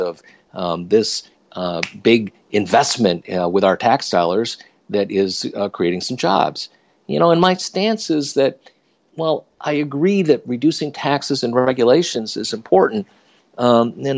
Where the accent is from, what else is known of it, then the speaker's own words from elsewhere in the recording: upstate New York, United States; also born or lived in Silicon Valley, California; I moved my family from Silicon Valley back to my hometown in upstate New York